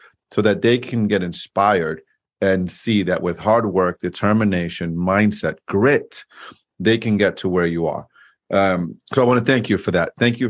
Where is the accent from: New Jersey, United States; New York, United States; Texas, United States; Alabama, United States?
New York, United States; New York City; I grew up in New York City, Washington Heights.